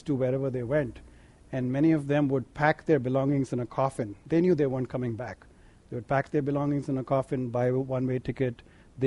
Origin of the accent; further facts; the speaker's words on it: India; now in United States; growing up in India